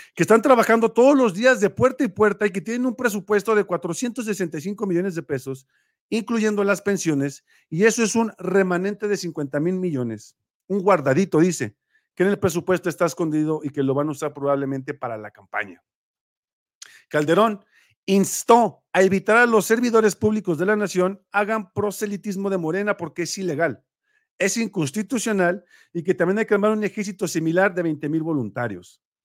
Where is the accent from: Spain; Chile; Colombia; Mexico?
Mexico; nosotros somos mexicanos